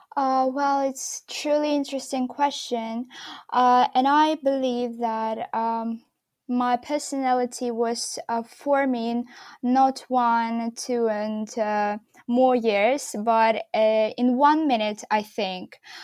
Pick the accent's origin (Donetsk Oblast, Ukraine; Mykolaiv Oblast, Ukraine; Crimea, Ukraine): Mykolaiv Oblast, Ukraine; Mykolaiv; moved away as an adult; also born or lived in Kyiv, Ukraine; from Mykolaiv, my hometown where I was living with my father